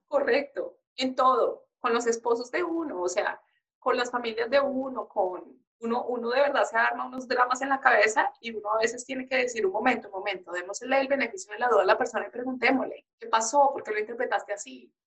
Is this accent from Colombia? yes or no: yes; Colombia; moved away; nosotros somos criados así en Colombia